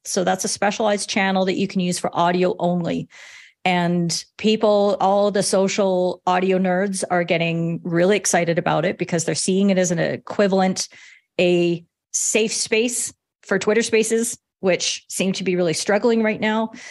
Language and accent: English; Canada; I'm Canadian